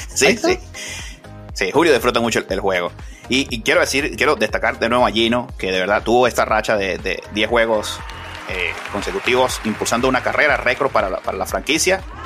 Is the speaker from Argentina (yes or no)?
no; Venezuela; uno como venezolano